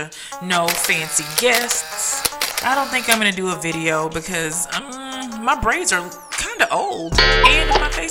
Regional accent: Tennessee, United States; now in Dallas, United States; my hometown, Tennessee

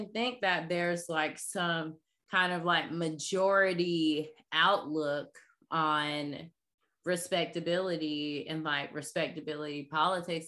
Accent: Jacksonville, Florida, United States; moved away as an adult; also born or lived in Brooklyn, New York; I'm currently based in Jacksonville, Florida, aka Duval, the 904

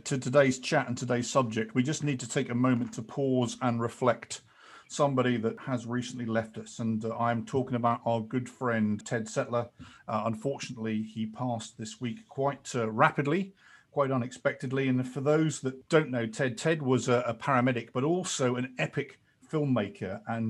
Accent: England, United Kingdom; accent: British; I'm English

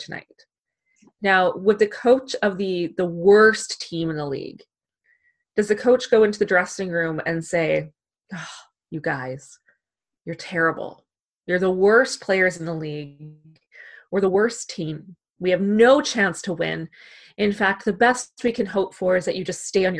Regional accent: Canada; we're Canadian

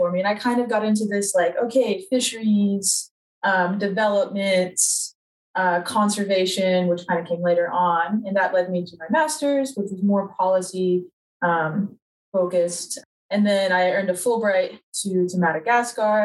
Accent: Charlotte, North Carolina, United States; also born or lived in Wilmington, North Carolina; I'm from Charlotte, North Carolina

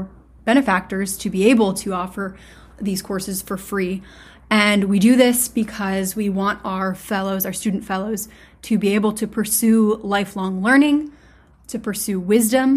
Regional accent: Michigan, United States; now in New Hampshire, United States; I'm from Michigan

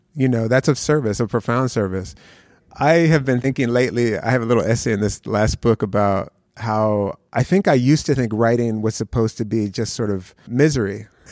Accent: Philadelphia, Pennsylvania, United States; born or raised there; also born or lived in Youngstown, Ohio

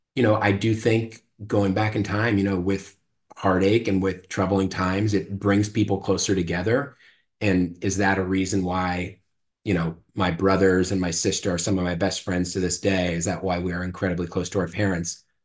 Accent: Marin County, California, United States; I was born and raised in Marin County and I still live there

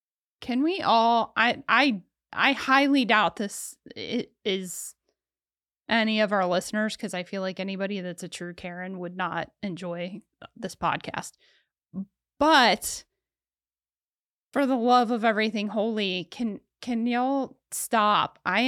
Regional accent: Ohio, United States; Oh, my home state.

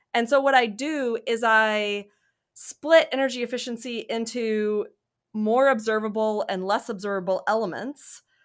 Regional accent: Mississippi, United States; moved away as an adult; also born or lived in Durham, North Carolina / Michigan; now in Alabama, United States; I'm from Mississippi

